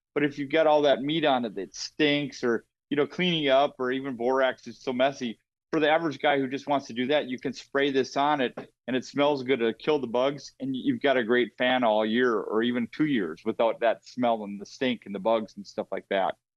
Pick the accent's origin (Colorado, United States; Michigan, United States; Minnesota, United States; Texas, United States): Minnesota, United States; I'm from Minnesota